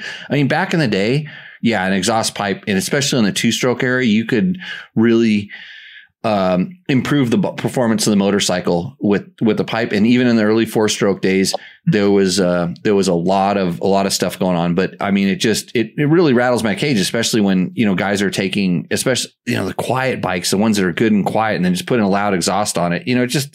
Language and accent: English; United States; we're American